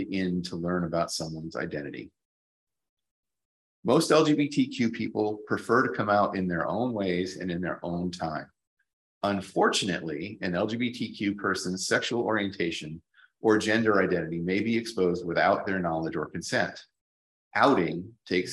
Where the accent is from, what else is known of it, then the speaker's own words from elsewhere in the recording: Plainfield, Connecticut, United States; moved away as an adult; also born or lived in Baltimore, United States; now in Auckland, New Zealand; I grew up in a rural part of Connecticut in the northeastern United States. My hometown, Plainfield, was small.